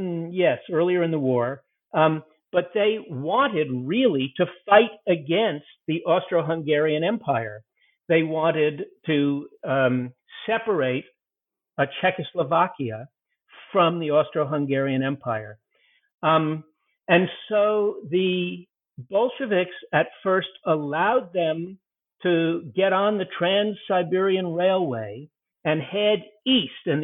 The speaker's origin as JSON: {"language": "English", "country": "United Kingdom", "said": "I'm a British, so I don't know how to how to pronounce the Russian words."}